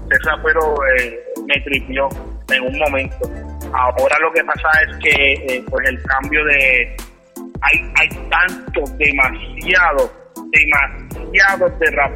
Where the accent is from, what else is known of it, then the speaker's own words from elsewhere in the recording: Puerto Rico; nosotros los boricuas tenemos que ver mucho tanto en inglés como en español con la cultura hip hop.